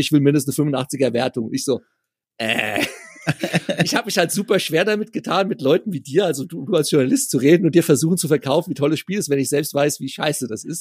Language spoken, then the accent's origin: German; near Frankfurt, Hesse, Germany; ich komme aus der Nähe von Frankfurt